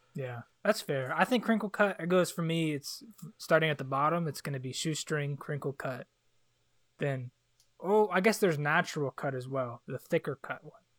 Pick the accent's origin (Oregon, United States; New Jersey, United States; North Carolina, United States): North Carolina, United States; Charlotte; I was like really fortunate to grow up in Charlotte